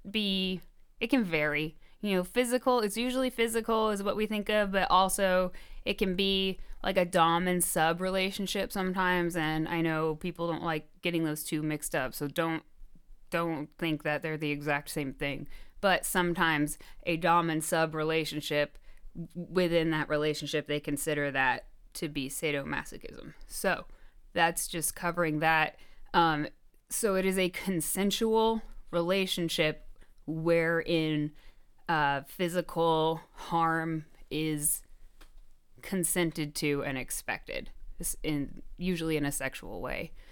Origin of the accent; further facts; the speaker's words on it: Chicago, Illinois, United States; we're from Chicago? Someone tell us where we sound like we're from.